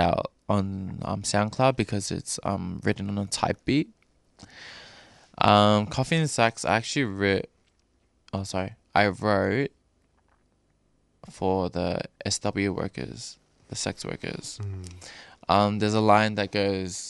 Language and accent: English; Doveton, Victoria, Australia; now in Cranbourne, Australia; I was raised in Dovetin, near Dandenong, and also now I'm staying in Cranbourne